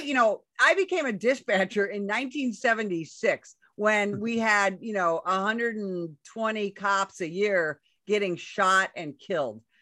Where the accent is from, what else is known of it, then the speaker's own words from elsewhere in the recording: Chicago, Illinois, United States; moved away as an adult; also born or lived in Southern Arizona; now in Arizona, United States; I come from Chicago